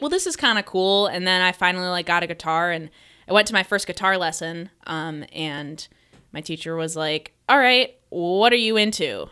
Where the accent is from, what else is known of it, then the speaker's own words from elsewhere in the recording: Metro Detroit, Michigan, United States; I grew up in the Metro Detroit area.